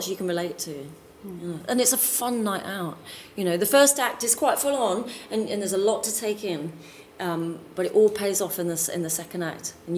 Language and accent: English; Dartford, South East England, United Kingdom; now in London, United Kingdom; I come from Dartford, which is south east London.